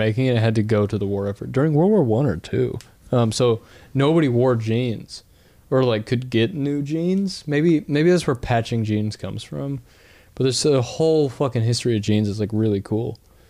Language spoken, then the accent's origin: English; Appalachia, United States; I'm Appalachian as shit